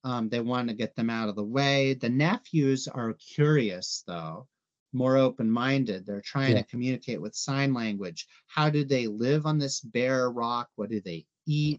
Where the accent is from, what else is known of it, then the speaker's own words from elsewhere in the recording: Arizona, United States; I'm from Arizona